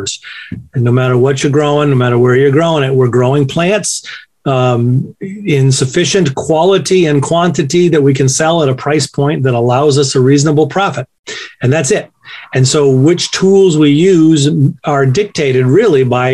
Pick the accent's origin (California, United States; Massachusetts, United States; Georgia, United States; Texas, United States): Massachusetts, United States; Western; I grew up here in Western Massachusetts on a farm, still farm to this day